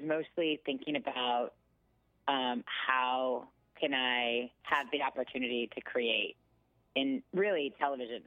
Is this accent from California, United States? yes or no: yes; Westminster, California, United States; I was born in Westminster, California, which is a suburb. It's in Orange County